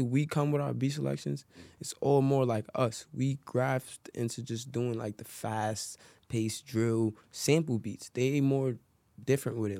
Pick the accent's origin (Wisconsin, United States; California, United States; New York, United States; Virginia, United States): New York, United States; New York City; I'm from Harlem, New York